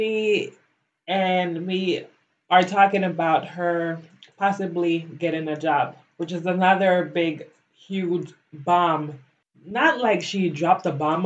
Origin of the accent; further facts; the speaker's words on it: Belize; moved away as an adult; now in United States; I grew up in Belize. I went to school there. I graduated high school